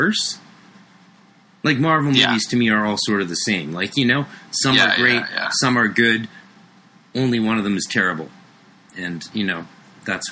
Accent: Vancouver, British Columbia, Canada; I'm from Vancouver

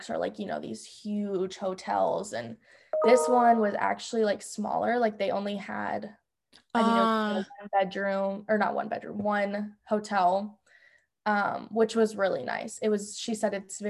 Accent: Des Moines, Iowa, United States; I'm from Des Moines, Iowa

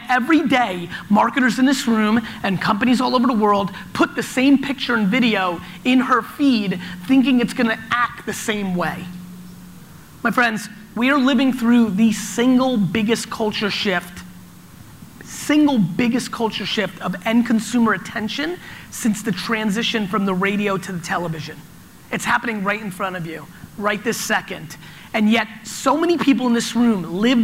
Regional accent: New Jersey, United States; born or raised there; also born or lived in Soviet Union

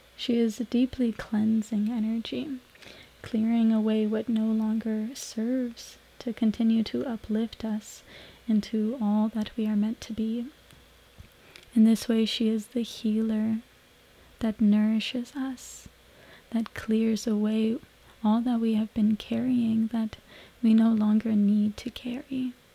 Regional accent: Canada; moved away as an adult; also born or lived in Mexico; now me and my partner have found our way into Canada, back in my hometown where I grew up after some years for me being away

